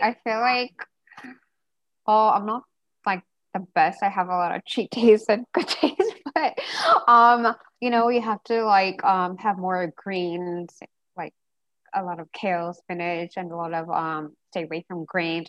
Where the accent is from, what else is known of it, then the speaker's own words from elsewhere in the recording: Diamond Bar, California, United States; I don't know if anyone of you guys heard of Diamond Bar it's like Southern California